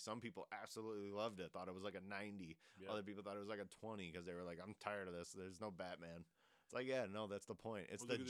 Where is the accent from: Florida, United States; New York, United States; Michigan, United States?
Michigan, United States; Detroit; I'll just be like, I'm from Detroit. And they're like, oh, yikes. And I'm like, why yikes?